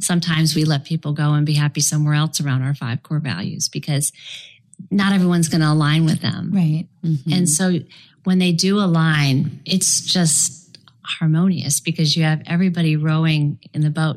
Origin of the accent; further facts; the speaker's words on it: Chicago, Illinois, United States; moved away as an adult; also born or lived in Florida; ultimately moved out of the freezing Chicago, my hometown, and came down to Florida